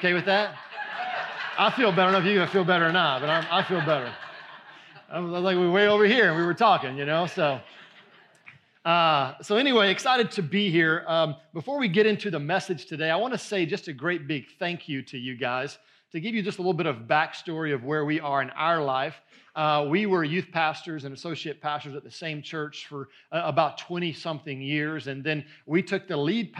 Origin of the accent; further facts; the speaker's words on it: just outside of Houston, Southeast Texas, United States; I come from Southeast Texas, just outside of Houston